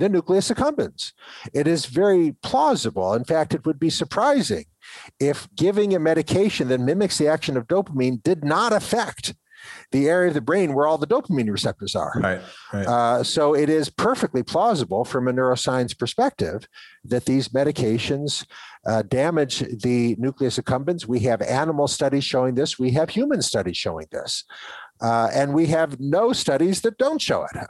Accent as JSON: {"language": "English", "region": "Ohio", "country": "United States", "tie": "born or raised there", "said": "when I grew up in Ohio"}